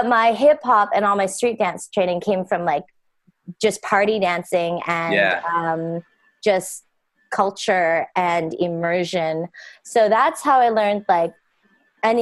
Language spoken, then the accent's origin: English; Pitt Meadows, British Columbia, Canada; moved away as an adult; also born or lived in Vancouver, Canada / Toronto, Canada; I grew up in a small town called Pitt Meadows, British Columbia in Canada.